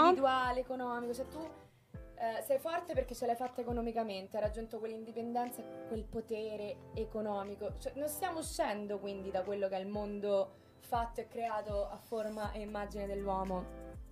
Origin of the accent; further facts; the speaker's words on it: Rome, Lazio, Italy; moved away as an adult; also born or lived in London; Nata, cresciuta a Roma